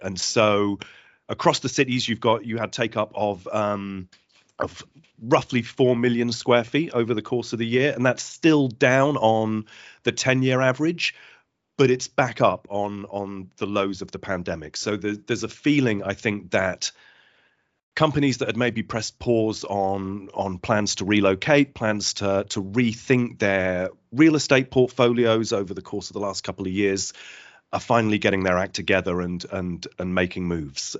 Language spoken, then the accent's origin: English; Cornwall, South West England, United Kingdom; as a Cornish lad